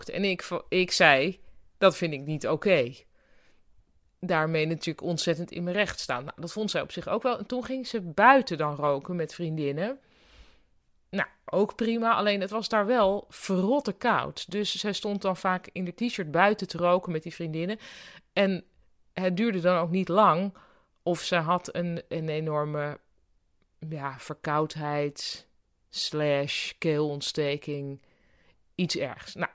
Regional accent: Netherlands; Maar ik was natuurlijk in mijn eentje, want ik kwam uit Nederland.

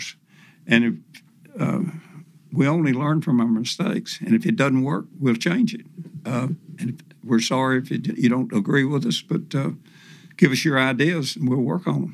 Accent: Tennessee, United States; my home state of Tennessee

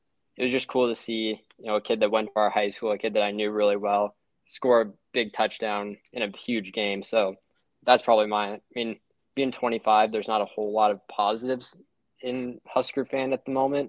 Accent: Lincoln, Nebraska, United States; growing up in Lincoln, obviously don't have any professional teams.

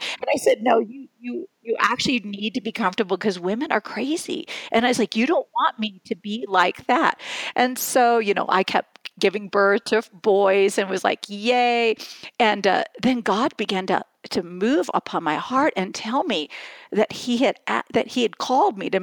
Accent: West Lafayette, Indiana, United States; I was born and raised in West Lafayette, Indiana

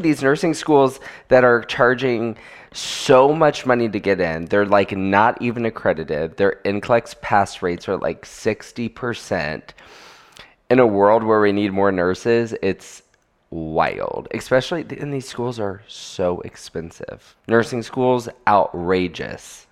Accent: Florida, United States; I am from Florida

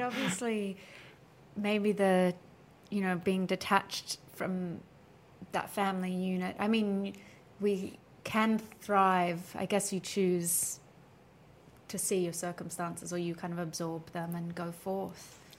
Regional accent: Australia; as an Australian

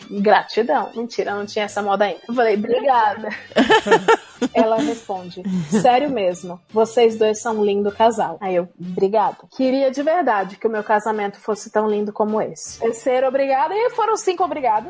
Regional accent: Ceará, Brazil; moved away as an adult; eu sou do Ceará

